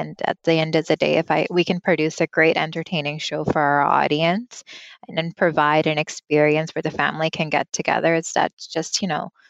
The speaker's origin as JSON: {"language": "English", "country": "Canada", "first_language": "Punjabi", "said": "Being a first generation Canadian, I didn't really speak Punjabi growing up. It wasn't until I turned 19 that I kind of got a grasp of the language, and I'm still working on it. I'm still trying because it's my mother tongue"}